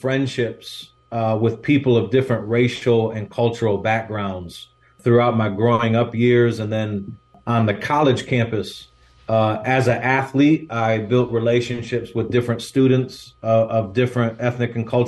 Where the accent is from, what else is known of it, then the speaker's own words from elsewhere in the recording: Michigan, United States; moved away as an adult; also born or lived in Chicago; now in California, United States; where I grew up in Michigan was a small town of about 5,000 people